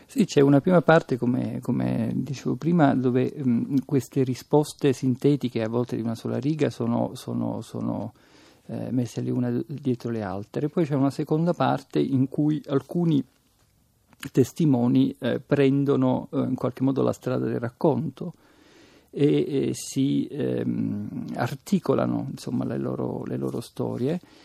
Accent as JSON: {"language": "Italian", "town": "Palermo", "region": "Sicily", "country": "Italy", "said": "come palermitano"}